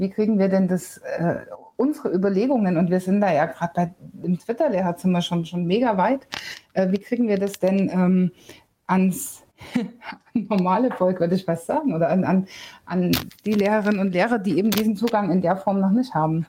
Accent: Bavaria, Germany; bei uns in Bayern

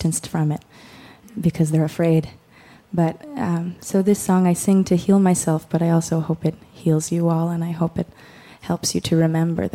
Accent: Cambridge, Massachusetts, United States; moved away; also born or lived in Lewiston; I grew up in Cambridge

